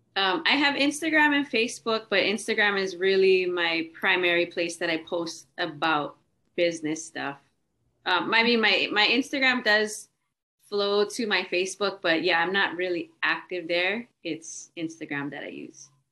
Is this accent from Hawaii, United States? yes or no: yes; Hawaii, United States; I'm from Hawaii.